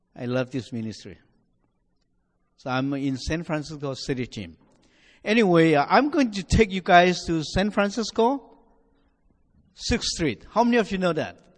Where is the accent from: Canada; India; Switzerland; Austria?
India; Nagaland; now in United States; I'm originally from India, you know, from my accent, uh, from northeastern part of India, a state called Nagaland